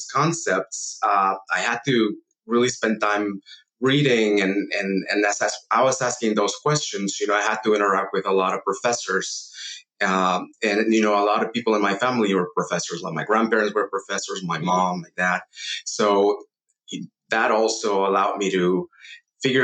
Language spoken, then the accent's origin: English; Mexico City, Mexico; I grew up in Mexico City